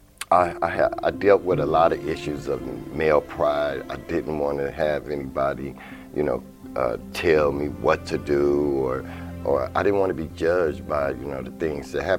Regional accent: Milwaukee, Wisconsin, United States; I was born here in Milwaukee

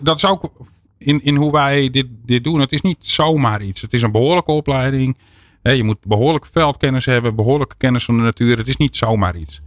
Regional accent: Netherlands; we als Nederlanders

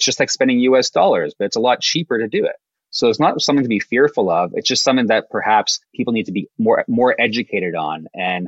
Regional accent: Canada; we're Canadian too

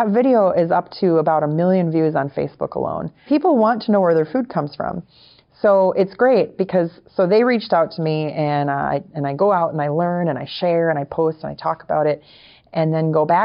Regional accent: Wisconsin, United States; now in Florida, United States; We're both from Wisconsin. Originally, I'm from Wisconsin

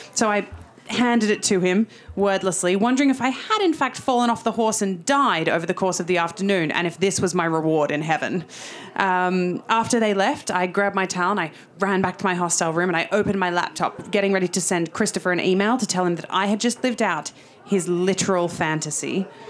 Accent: Sydney, New South Wales, Australia; moved away as an adult; now in London, United Kingdom; I'm from Sydney, so 15 months in London

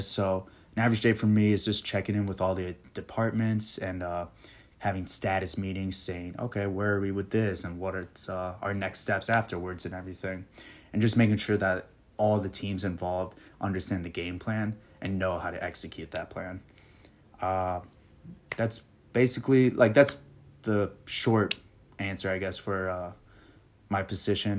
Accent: Okemos, Michigan, United States; moved away as an adult; also born or lived in Puerto Rico; now in Nashville, United States; I was originally born and raised in Puerto Rico, and then moved over to Okemos, Michigan when I was little

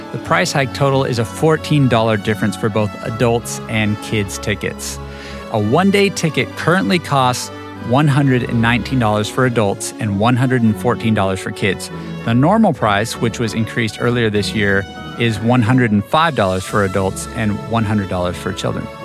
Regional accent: Charlotte, North Carolina, United States; here in my hometown of Charlotte, North Carolina.

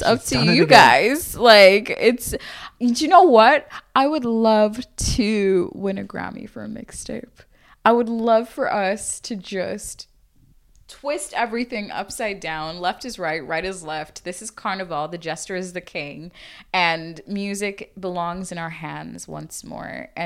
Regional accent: Limerick, Munster, Ireland; also born or lived in Zambia; I'm from Limerick

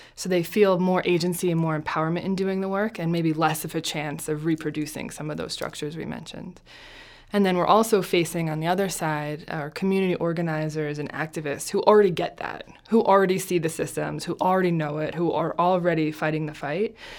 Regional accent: New Jersey, United States; I'm from Jersey.

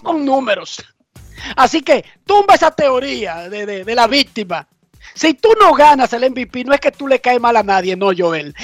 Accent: Dominican Republic; somos dominicanos

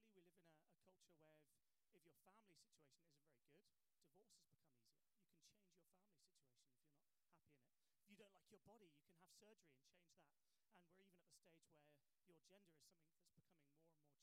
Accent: England, United Kingdom; I might even introduce myself as English

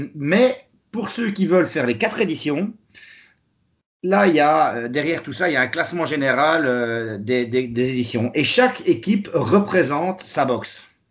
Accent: Charleroi, Wallonia, Belgium; je suis belge de la région de Charleroi

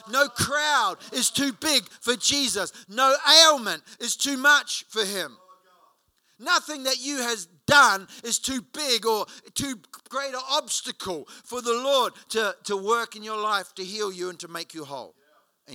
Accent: Hawera, Taranaki, New Zealand; moved away; I was in my hometown in Hawera in New Zealand a couple of years ago.

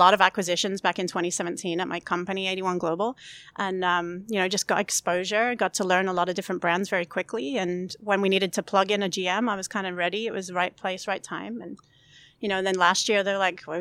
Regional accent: England, United Kingdom; accent: English; moved away as an adult; now in United States

